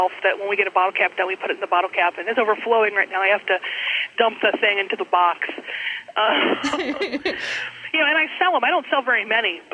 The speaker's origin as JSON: {"language": "English", "region": "Ohio", "country": "United States", "said": "I know it's a crime when you're up in Michigan to be from Ohio, but it's really not that bad down here"}